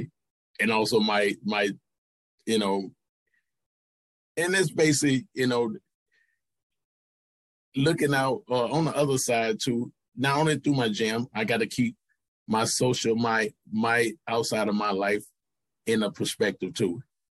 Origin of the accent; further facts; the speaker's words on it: St. Louis, Missouri, United States; I grew up in St. Louis